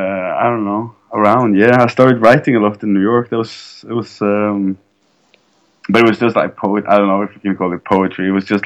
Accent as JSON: {"language": "English", "town": "Egersund", "region": "Rogaland", "country": "Norway", "tie": "born or raised there", "moved": "yes", "lives_now": "Oslo, Norway", "said": "Egersund, my hometown in Norway."}